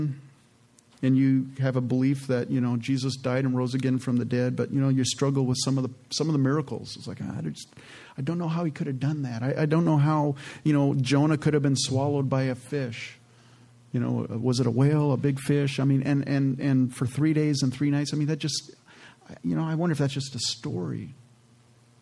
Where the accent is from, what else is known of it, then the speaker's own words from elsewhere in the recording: Canada; moved away; I was born in Canada, and I'm the youngest of four children. And my dad was a house painter back there in Canada, and they had immigrated from Holland